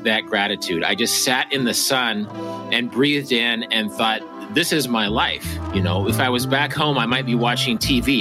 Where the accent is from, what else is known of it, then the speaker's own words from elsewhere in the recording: Wichita, Kansas, United States; I was working at a supermarket in Wichita, Kansas, my hometown